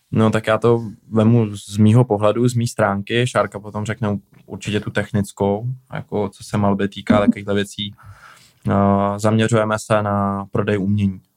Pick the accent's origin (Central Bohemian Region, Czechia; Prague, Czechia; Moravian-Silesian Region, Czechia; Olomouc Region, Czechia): Prague, Czechia; also born or lived in Plzeň; já jsem z Prahy